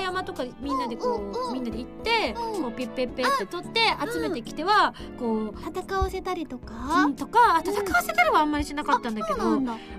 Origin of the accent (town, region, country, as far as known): Ube, Yamaguchi, Japan; born or raised there; moved away